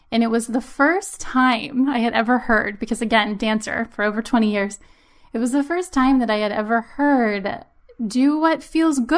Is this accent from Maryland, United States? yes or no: yes; Maryland, United States; also born or lived in Pennsylvania; now in New England, United States; We're originally from Maryland and we moved from Pennsylvania.